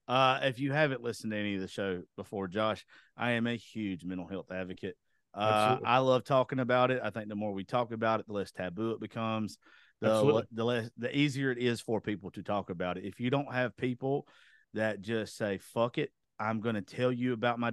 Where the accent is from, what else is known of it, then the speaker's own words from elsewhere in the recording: Georgia, United States; especially where I'm from, I grew up in Georgia.